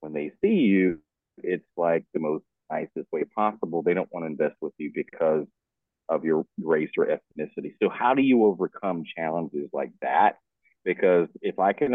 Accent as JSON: {"language": "English", "region": "Texas", "country": "United States", "moved": "yes", "lives_now": "Florida, United States", "said": "I'm from Texas, but I live in Florida."}